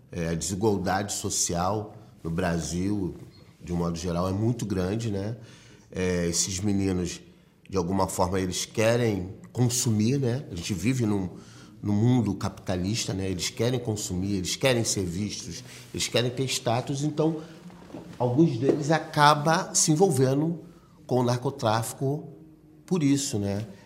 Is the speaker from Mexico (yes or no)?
no; Galicia, Spain; soy gallega